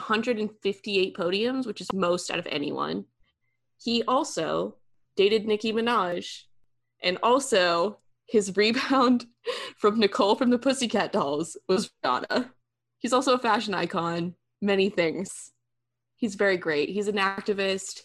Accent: United States; I'm American

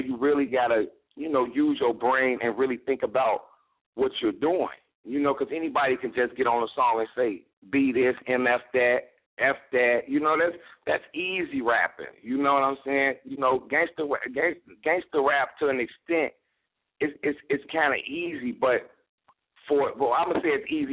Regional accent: Chicago, Illinois, United States; I'm from Chicago

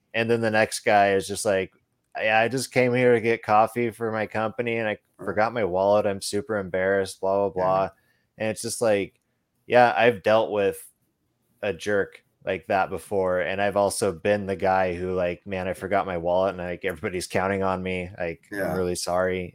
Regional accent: Boise, Idaho, United States; moved away; I'm originally from the Boise, Idaho area

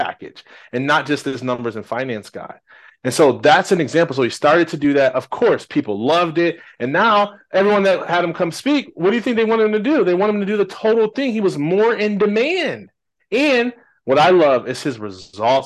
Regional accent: Jackson, Michigan, United States; I'm originally from Jackson, Michigan

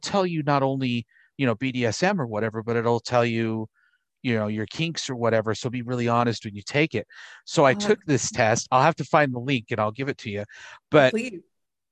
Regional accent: Utah, United States; I grew up in Utah

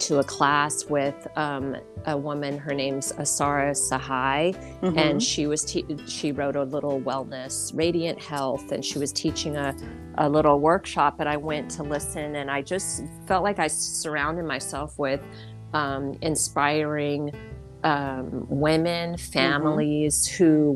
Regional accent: Oakland, California, United States; also born or lived in Berkeley, California / Sacramento, California / Santa Cruz, California / Alameda, California; We were born at Kaiser Hospital in Oakland.

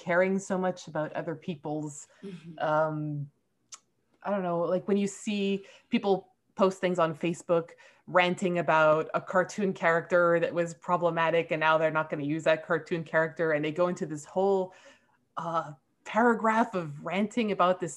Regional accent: Montreal, Quebec, Canada; I'm from Canada. I'm from Montreal

